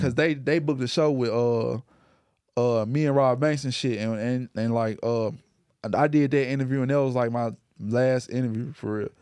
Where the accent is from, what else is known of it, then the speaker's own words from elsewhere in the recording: Memphis, Tennessee, United States; growing up in Memphis